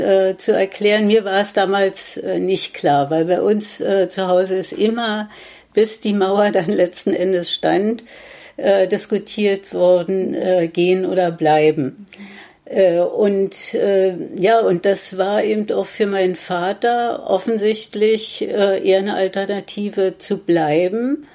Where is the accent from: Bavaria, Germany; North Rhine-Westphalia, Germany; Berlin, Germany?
Berlin, Germany; ich bin im Prenzlauer Berg aufgewachsen, habe äh, da bis äh, ja, im Grunde genommen bis 1986 im Prenzlauer Berg auch